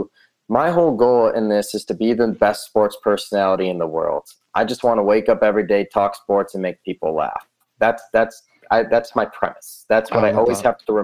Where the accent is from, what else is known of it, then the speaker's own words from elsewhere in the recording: outside of Chicago, Illinois, United States; also born or lived in Southern California; now in Las Vegas, United States; I grew up outside of Chicago